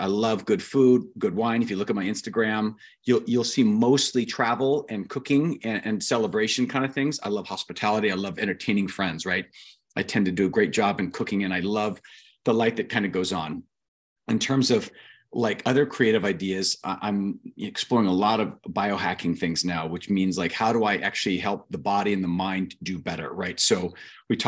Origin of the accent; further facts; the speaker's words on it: Ventura, California, United States; also born or lived in Anaheim, California / King City, California / Fiji / Long Beach, California; I was raised mostly in Ventura, which is a great beach town